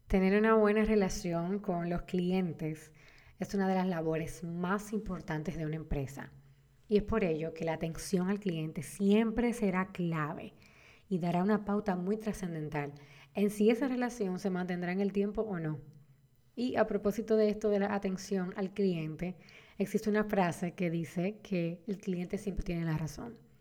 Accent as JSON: {"language": "Spanish", "country": "Dominican Republic", "said": "En mi país, República Dominicana"}